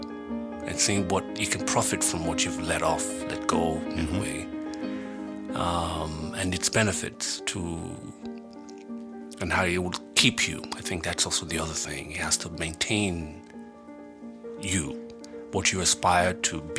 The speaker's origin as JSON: {"language": "English", "town": "Benin City", "region": "Edo", "country": "Nigeria", "tie": "born or raised there", "said": "the people that I grew up with in Benin City in Nigeria"}